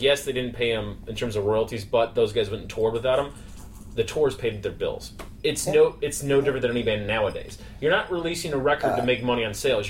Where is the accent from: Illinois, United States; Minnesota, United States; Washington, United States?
Illinois, United States; Chicago; I'm a nobody from Chicago.